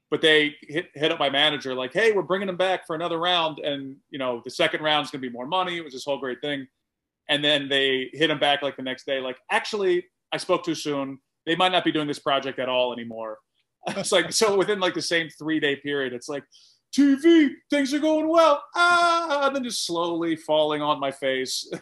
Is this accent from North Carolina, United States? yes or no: no; Atlanta, Georgia, United States; moved away as an adult; also born or lived in Philadelphia, Pennsylvania; now in New York, United States; I was born in Philly, but I grew up and started comedy in Atlanta